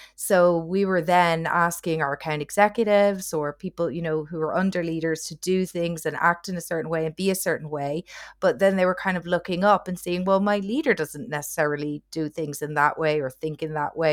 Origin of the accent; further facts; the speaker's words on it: Ireland; accent: Irish; also born or lived in near London, United Kingdom / Asia; now in London, United Kingdom; I'm originally Irish, as you can hopefully tell from the accent